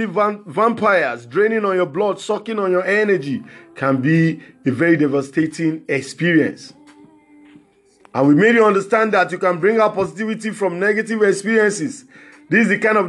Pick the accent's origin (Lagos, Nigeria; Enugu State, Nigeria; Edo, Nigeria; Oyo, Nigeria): Lagos, Nigeria; I'm from Lagos, Nigeria